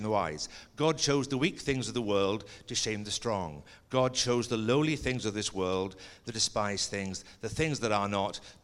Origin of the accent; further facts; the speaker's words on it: Stevenage, East of England, United Kingdom; also born or lived in Scotland; I went to a boys' grammar school in Stevenage in England, and I started there the year that England won the World Cup